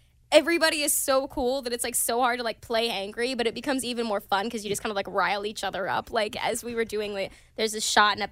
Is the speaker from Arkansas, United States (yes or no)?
yes; Pine Bluff, Arkansas, United States; now in Los Angeles, United States; I got to take my boyfriend back to my hometown recently